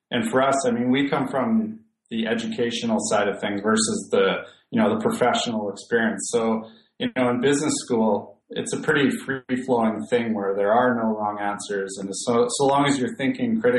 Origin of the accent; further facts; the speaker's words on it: 100 Mile House, British Columbia, Canada; growing up uh, in my hometown, which is in a very very small place called 100 Mile House in Western Canada.